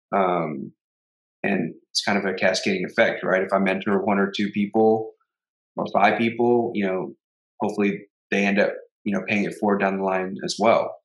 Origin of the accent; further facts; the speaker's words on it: Houston, Texas, United States; We grew up together in Houston.